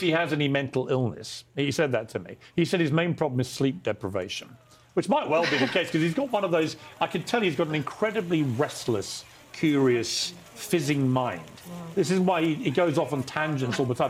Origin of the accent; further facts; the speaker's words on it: United Kingdom; accent: British; my British accent